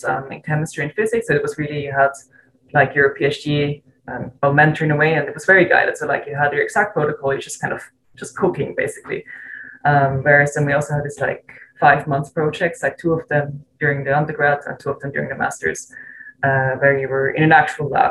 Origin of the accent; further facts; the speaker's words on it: Switzerland; moved away as an adult; also born or lived in Zurich; I'm originally from Switzerland, from a really small town